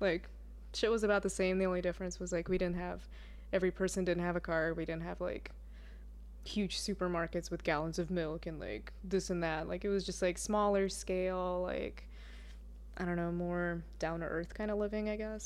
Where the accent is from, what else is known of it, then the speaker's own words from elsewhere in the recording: Russia; moved away; I grew up in Russia. I'm Russian